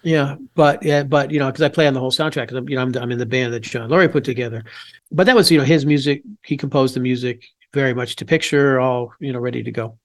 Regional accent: Pompano Beach, Florida, United States; moved away as an adult; also born or lived in Louisville, Kentucky / Wheaton, Illinois / Boston; grew up in Pompano Beach, Florida.

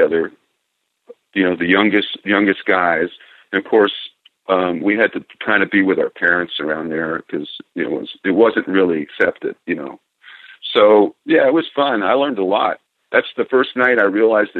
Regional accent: Fort Lauderdale, Florida, United States; also born or lived in Hollywood, Florida; I was born in Hollywood, Florida, and I'm adopted. So it wasn't, but just a month or so, I think, before my parents took me to Fort Lauderdale. So I grew up there.

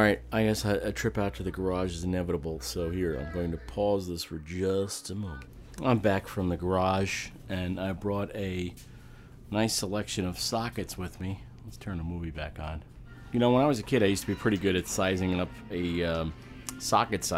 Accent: Amityville, New York, United States; I've lived in this part of the world all my life. I was born in Amityville on Long Island at a hospital that's now gone called Brunswick Hospital

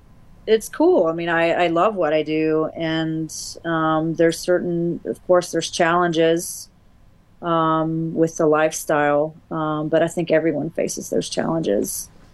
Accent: the South, United States; I'm from the South, so I've been called, you know, Sweetie and Darling my whole life.

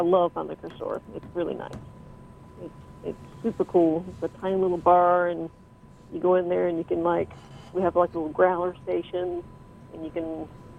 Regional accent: the South, United States; moved away; originally I'm from the South

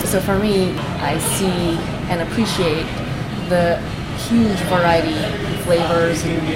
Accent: Philippines; moved away; San Miguel beer, which is something that I grew up in the Philippines with.

